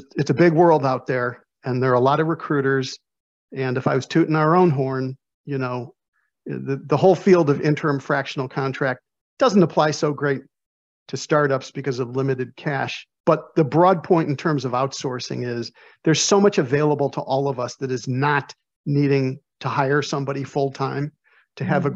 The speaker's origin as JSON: {"language": "English", "town": "Chicago", "region": "Illinois", "country": "United States", "said": "I'm from Chicago"}